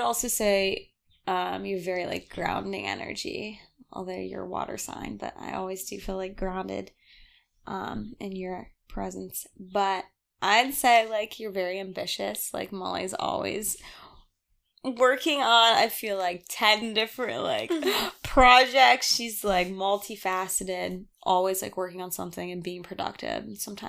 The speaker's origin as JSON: {"language": "English", "town": "Denver", "region": "Colorado", "country": "United States", "said": "I'm from Denver"}